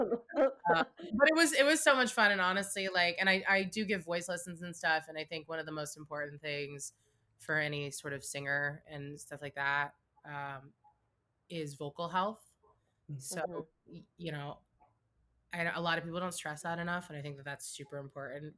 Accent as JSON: {"language": "English", "region": "New York", "country": "United States", "tie": "born or raised there", "moved": "yes", "lives_now": "Los Angeles, United States", "said": "I grew up in New York for most of my life"}